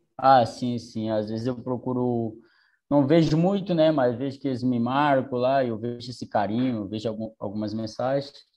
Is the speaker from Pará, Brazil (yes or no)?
yes; Tailândia, Pará, Brazil; moved away; also born or lived in Goiânia / Rio de Janeiro / Porto Alegre; acabei optando em voltar para o Pará, para minha cidade natal, que é Tailândia